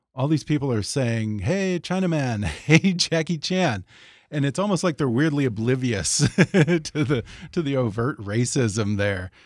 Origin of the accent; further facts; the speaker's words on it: Houston, Texas, United States; moved away; Growing up in Houston